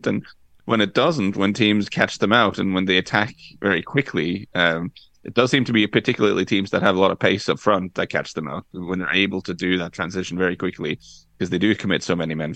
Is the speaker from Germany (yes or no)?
no; Norway; for me being Norwegian, growing up in Norway in the 90s